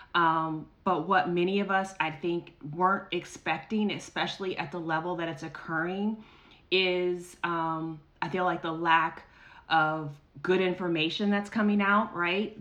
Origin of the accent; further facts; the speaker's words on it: United States; our rights as American citizens